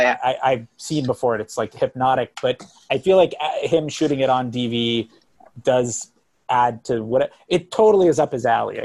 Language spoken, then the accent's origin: English; near Miami, South Florida, United States; I'm from South Florida, by the way, I'm from right up the street from Miami. So I grew up in that area.